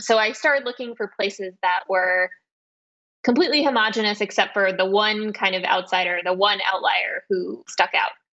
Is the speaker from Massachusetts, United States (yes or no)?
no; West Texas, United States; I grew up in West Texas and my parents were Russian Jewish refugees